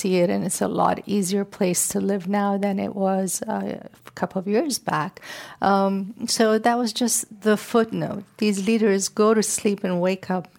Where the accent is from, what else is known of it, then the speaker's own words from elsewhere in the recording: Iran; moved away; I come from the Middle East